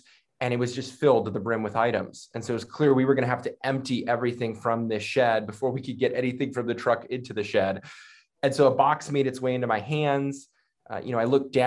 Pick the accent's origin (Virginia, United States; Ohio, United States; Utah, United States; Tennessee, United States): Virginia, United States; Northern; I am from the Northern Virginia area, born and raised. So I've been here, just outside of Washington, D.C. For most of my life.